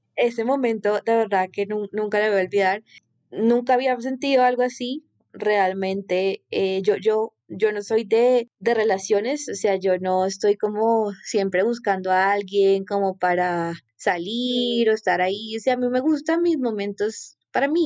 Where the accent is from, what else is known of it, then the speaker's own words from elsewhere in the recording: Colombia; Soy colombiana